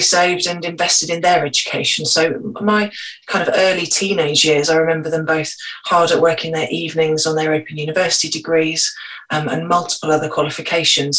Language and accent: English; Scotland, United Kingdom; I was born in Scotland.